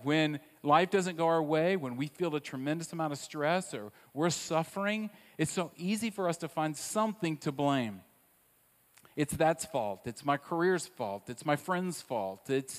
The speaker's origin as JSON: {"language": "English", "region": "Southern United States", "country": "United States", "tie": "born or raised there", "said": "But the one that I love the most, because I grew up in the South, is not this idea of blaming other people, because that wasn't nice in the South, and it wasn't numbing, because that's just not something you did."}